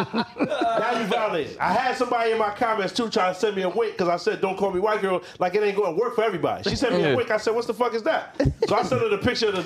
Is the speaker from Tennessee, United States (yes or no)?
yes; Memphis, Tennessee, United States; I'm from Memphis